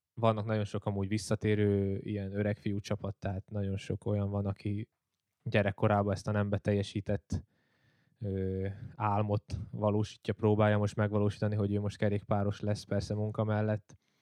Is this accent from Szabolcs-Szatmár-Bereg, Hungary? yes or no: no; Csömör, Pest, Hungary; csömörön éltem le itt Pest mellett az egész életemet